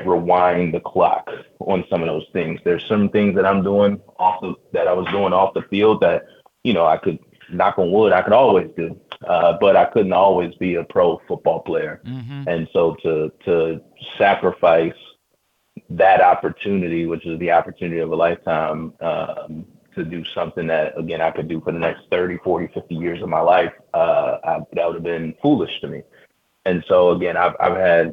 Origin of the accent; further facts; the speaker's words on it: Baltimore, Maryland, United States; my hometown team